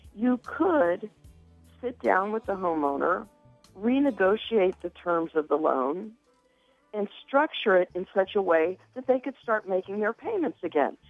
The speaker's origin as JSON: {"language": "English", "town": "Cincinnati", "region": "Ohio", "country": "United States", "tie": "born or raised there", "said": "I am born and raised in Cincinnati, so I'm a hometown girl."}